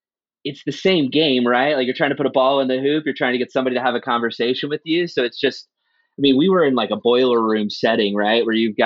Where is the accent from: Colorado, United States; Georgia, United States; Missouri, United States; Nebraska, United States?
Nebraska, United States; moved away as an adult; also born or lived in Minneapolis; So I'm originally from Nebraska.